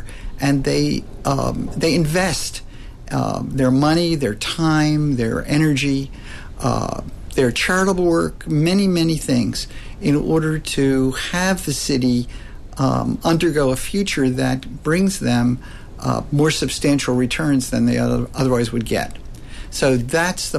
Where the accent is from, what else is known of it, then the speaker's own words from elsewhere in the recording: the American East Coast, United States; I grew up in the American East Coast